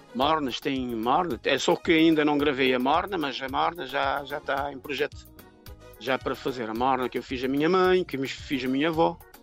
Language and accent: Portuguese; São Vicente, Cape Verde; moved away as an adult; also born or lived in Praia, Santiago, Cape Verde; now in France; eu nasci em Santiago, na praia, e criei em São Vicente. Foi para São Vicente, eh, ainda pequeno, com a minha mãe. E pronto, fiquei em São Vicente até de grande